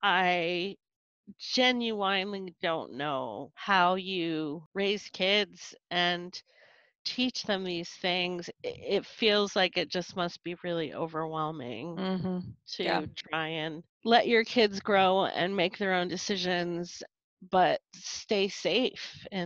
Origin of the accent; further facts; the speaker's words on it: North Carolina, United States; also born or lived in Stockton, California / upstate New York / Colorado / Texas; now in Seattle, United States; So I was born in California, in Stockton, California. And we moved to upstate New York when I was a kid, when I was a baby, like two. And we moved to North Carolina when I was seven.